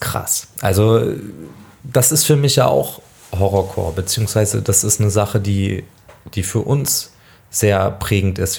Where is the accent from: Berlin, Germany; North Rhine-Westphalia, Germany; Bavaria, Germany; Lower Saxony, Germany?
Lower Saxony, Germany; Nienburg; ich bin aufgewachsen in der Nähe von Hannover, in Nienburg an der Weser